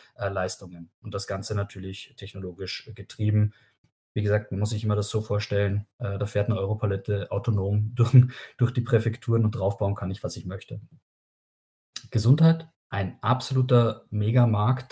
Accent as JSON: {"language": "German", "country": "Austria", "moved": "yes", "lives_now": "Germany", "said": "ich bin Österreicher"}